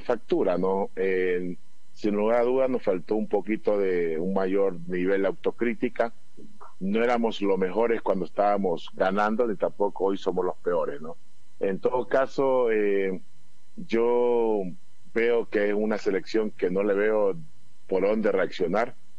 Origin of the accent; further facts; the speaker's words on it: Ecuador; Como todo ecuatoriano